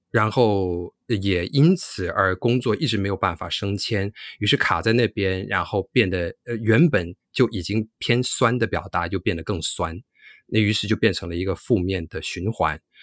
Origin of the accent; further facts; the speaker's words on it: New York, United States; moved away; also born or lived in Taiwan / mainland China; 我自己虽然是在美国长大